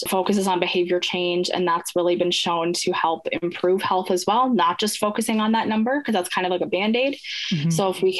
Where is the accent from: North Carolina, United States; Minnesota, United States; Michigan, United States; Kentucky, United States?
Minnesota, United States; I'm from Minnesota